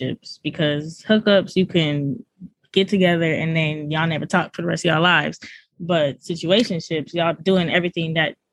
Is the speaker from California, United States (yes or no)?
yes; California, United States; now in Alabama, United States; I'm from Cali